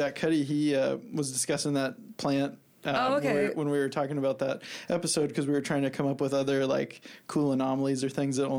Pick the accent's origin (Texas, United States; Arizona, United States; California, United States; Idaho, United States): Idaho, United States; Waha; also born or lived in Pullman, Washington / Lewiston, Idaho; I grew up in Waha.